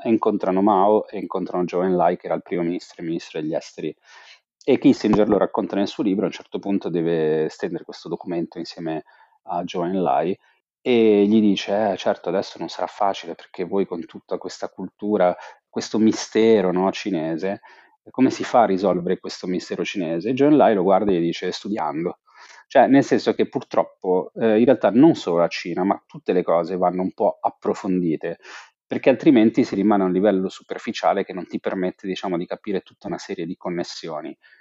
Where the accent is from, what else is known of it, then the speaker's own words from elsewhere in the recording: Genoa, Liguria, Italy; moved away as an adult; also born or lived in China; io sono genovese